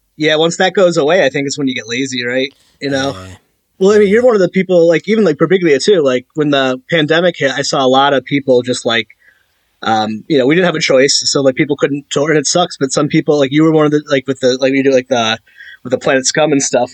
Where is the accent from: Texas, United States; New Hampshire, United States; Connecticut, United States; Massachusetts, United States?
Connecticut, United States; Meriden; I'm from Meriden, Connecticut.